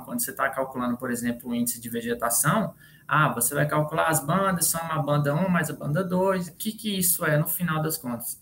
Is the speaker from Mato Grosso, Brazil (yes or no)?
yes; Tesouro, Mato Grosso, Brazil; now in Rondonópolis, Brazil; Eu, sou... eu, vim de Tesouro, Mato Grosso